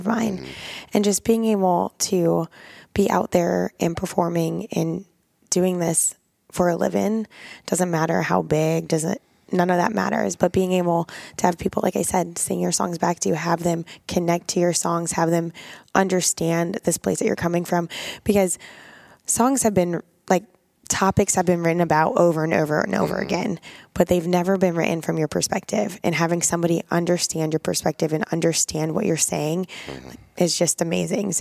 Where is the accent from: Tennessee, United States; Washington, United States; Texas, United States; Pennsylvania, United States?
Pennsylvania, United States; Pittsburgh; moved away as an adult; now in Nashville, United States; we're all from Pittsburgh